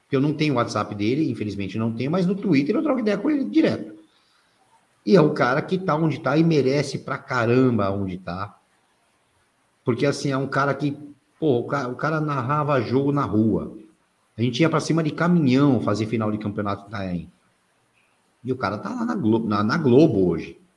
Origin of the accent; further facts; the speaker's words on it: Santos, São Paulo, Brazil; born there; also born or lived in Itanhaém; eu, eu, eu, sou nascido em, São, nascido em Santos, morei muitos anos em São Paulo e morei uma época em Itanhaém.